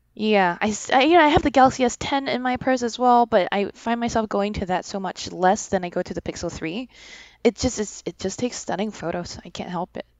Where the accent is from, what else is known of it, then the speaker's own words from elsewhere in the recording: Singapore; moved away; I'm from Singapore. I'm going back soon